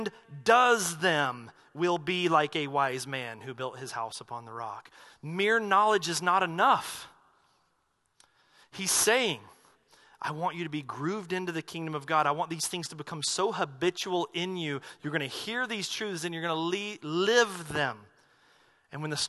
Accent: North Carolina, United States; moved away; I grew up in the Baptist church back in North Carolina

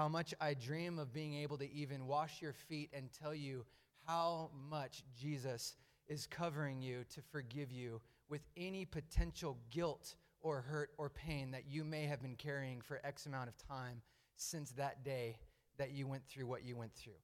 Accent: Medford, Oregon, United States; I grew up in the Rogue Valley. I went to South Medford High School, went to Jefferson Elementary School. I grew up here

